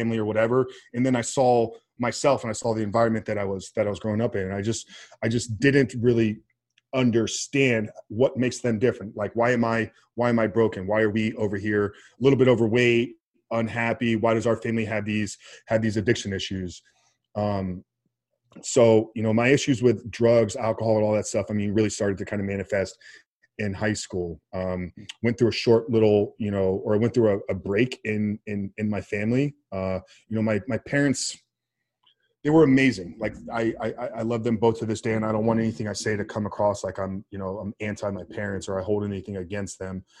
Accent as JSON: {"language": "English", "town": "Tampa", "region": "Florida", "country": "United States", "tie": "born or raised there", "said": "born and raised in Tampa, Florida"}